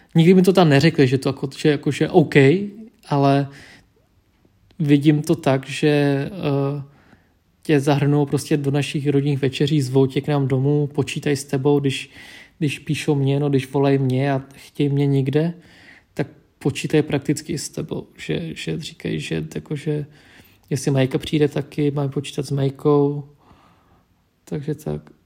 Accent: Czechia; Czech is a second language; also born or lived in Vietnam; já jsem původem z Větnamu, vyrůstal jsem v Čechách, identifikuju se jako český Větnamec

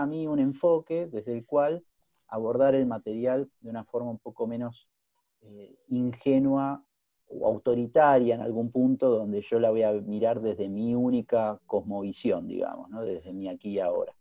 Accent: Buenos Aires, Argentina; moved away as an adult; now in Austria; soy un río platense, porteño, que nació en 1976

